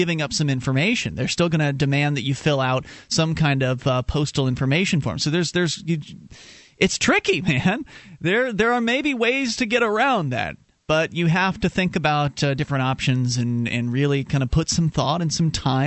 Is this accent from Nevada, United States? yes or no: no; Florida, United States; now in New Hampshire, United States; we're originally from Florida, and now we're in New Hampshire